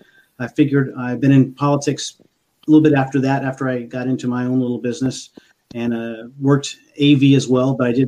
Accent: San Antonio, Texas, United States; also born or lived in Turkey / Germany / Spain; I'm from San Antonio, Texas.

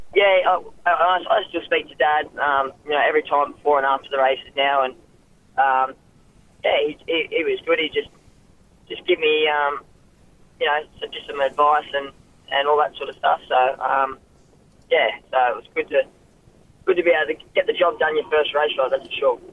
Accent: Ipswich, Queensland, Australia; moved away as an adult; now in Sydney, Australia; I was born in Queensland, um, um, Ipswich, Queensland.

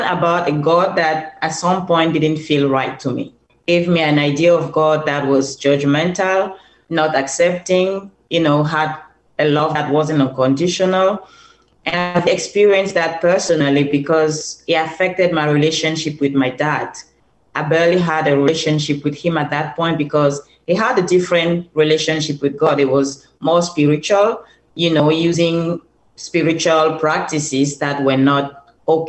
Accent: Cameroon; moved away; So I'm originally from Cameroon

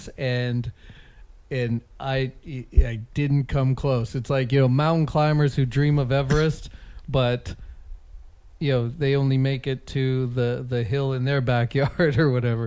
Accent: Calgary, Alberta, Canada; moved away as an adult; now in Dublin, Ireland; born and raised in Calgary

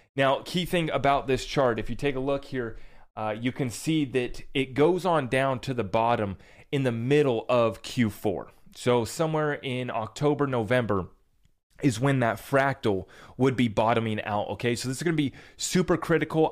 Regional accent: United States; as an American

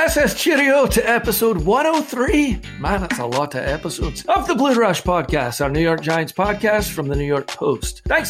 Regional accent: Scotland, United Kingdom; I'm the Scotsman

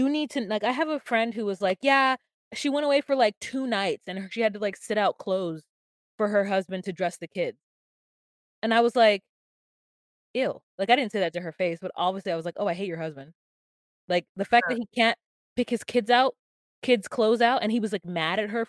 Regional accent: United States; I'm American Black and I'm American

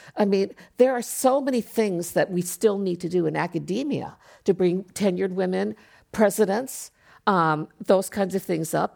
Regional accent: Japan; now in United States; I grew up in Japan, so being five foot two was not a big deal

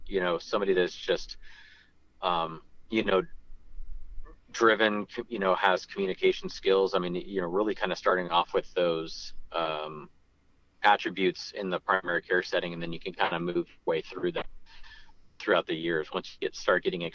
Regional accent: Santa Rosa, California, United States; also born or lived in Modesto, California / Santa Barbara, California; born and raised in Santa Rosa, grew up in Modesto

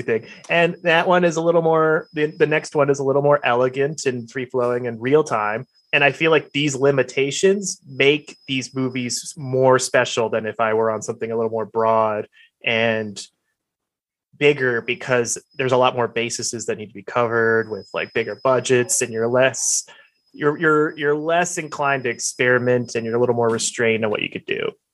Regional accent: Alabama, United States; now in Los Angeles, United States; I'm from Alabama

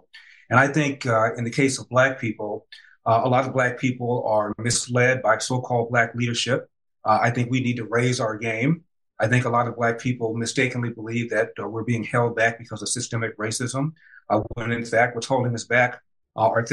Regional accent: Los Angeles, California, United States; I was raised in South Central Los Angeles

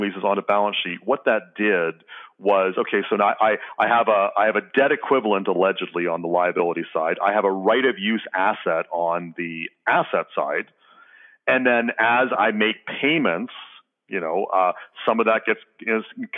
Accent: Canada; I'm Canadian

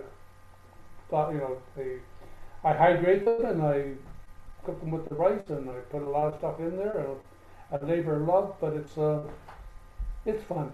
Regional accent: Canada; now in Costa Rica; being a Canadian

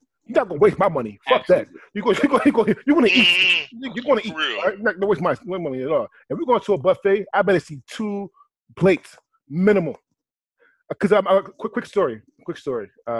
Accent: Philadelphia, Pennsylvania, United States; where I grew up in Philly.

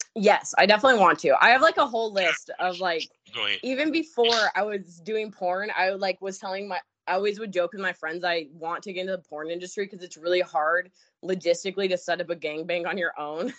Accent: Alaska, United States; I'm from Alaska

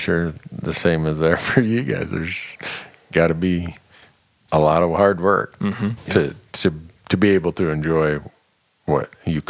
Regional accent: Minnesota, United States; Where I grew up in Minnesota

